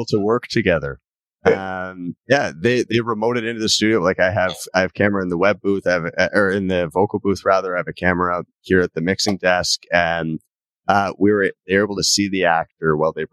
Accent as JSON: {"language": "English", "country": "Canada", "accent": "Canadian", "said": "I never I don't hear myself as having a Canadian accent, but everyone I meet who isn't Canadian says, \"You have such a strong Canadian accent.\""}